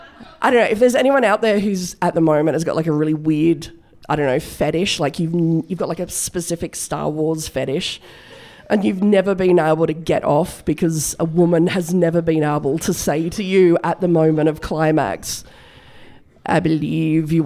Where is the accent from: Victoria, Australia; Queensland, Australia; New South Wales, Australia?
New South Wales, Australia; Broken Hill; I was born in Broken Hill